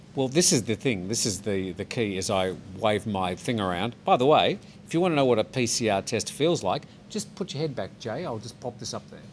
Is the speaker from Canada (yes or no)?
no; Australia; now in Thailand; an Australian man